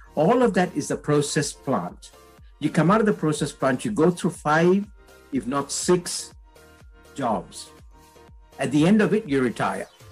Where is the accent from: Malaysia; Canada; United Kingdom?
Malaysia; I'm Indian in blood, but I was born in Malaysia.